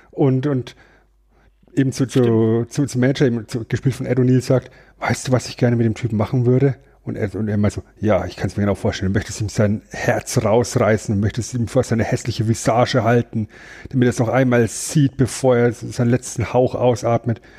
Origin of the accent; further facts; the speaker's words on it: Germany; ich bin Deutscher.